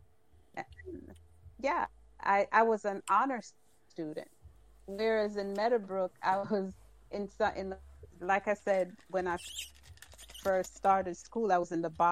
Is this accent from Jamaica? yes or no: yes; Kingston, Jamaica; moved away as an adult; how mixed up we Jamaicans are